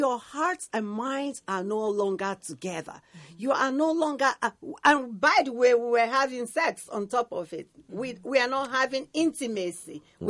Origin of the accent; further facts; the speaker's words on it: Delta, Nigeria; moved away as an adult; now in United States; I'm from Delta State, Nigeria.